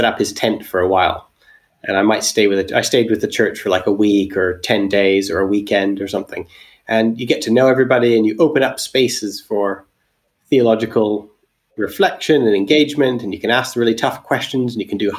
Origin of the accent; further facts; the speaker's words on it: Alberta, Canada; moved away as an adult; also born or lived in England; I'm Canadian. I grew up in Alberta, but when I was 19, I moved to England